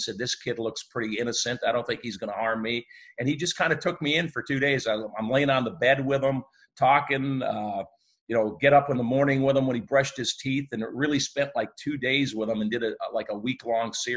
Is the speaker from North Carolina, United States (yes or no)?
no; Northern Michigan, United States; moved away; I grew up in Northern Michigan.